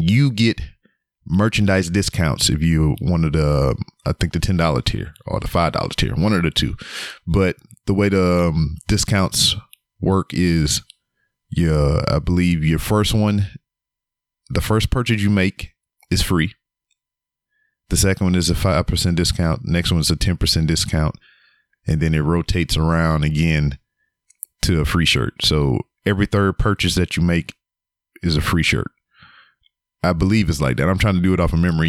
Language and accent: English; Louisiana, United States; now in Texas, United States; I'm from Louisiana